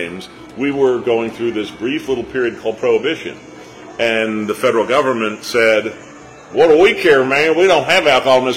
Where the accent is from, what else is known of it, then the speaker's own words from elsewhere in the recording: San Francisco, California, United States; We're both from San Francisco